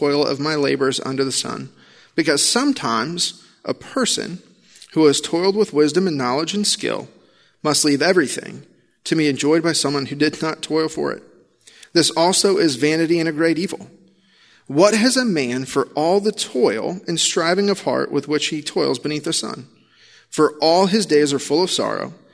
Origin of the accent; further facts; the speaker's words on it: Illinois, United States; I grew up in Illinois